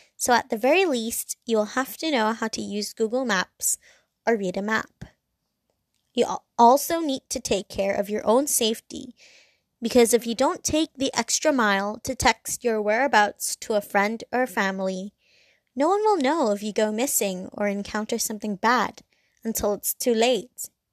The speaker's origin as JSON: {"language": "English", "country": "Hong Kong", "said": "I'm from Hong Kong and it's very busy, it's very loud"}